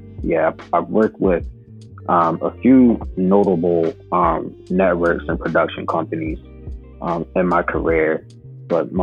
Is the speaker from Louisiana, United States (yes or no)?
no; Philadelphia, Pennsylvania, United States; moved away as an adult; now in Los Angeles, United States; I'm born and raised in Philadelphia. Currently live in Los Angeles now.